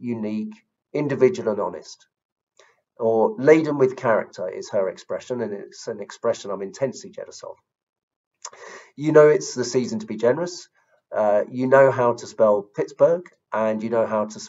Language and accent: English; London, United Kingdom; I come from South London. Maybe you can tell from my accent